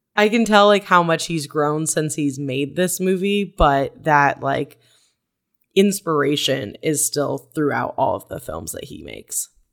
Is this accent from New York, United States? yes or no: no; Arizona, United States; growing up in Arizona where you need to be inside all the time